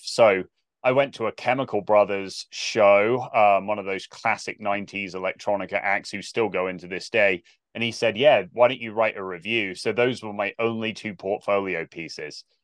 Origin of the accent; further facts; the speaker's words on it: South West England, United Kingdom; moved away as an adult; also born or lived in Olathe, Kansas; growing up in Southwest England, I have no context for this, like small English village